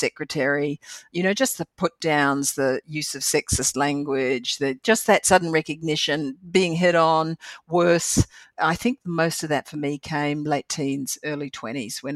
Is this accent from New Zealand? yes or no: yes; New Zealand; moved away as an adult; also born or lived in Bermuda; I'm a lucky Kiwi. So it comes from growing up in a land, you know, at a time where the government paid me to go to university